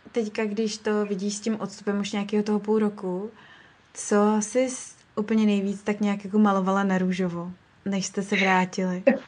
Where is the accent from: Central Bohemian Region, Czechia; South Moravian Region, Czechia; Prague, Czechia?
Prague, Czechia; moved away as an adult; now in Sydney, Australia; já jsem rodilej Pražák a to město jsem vždycky milovala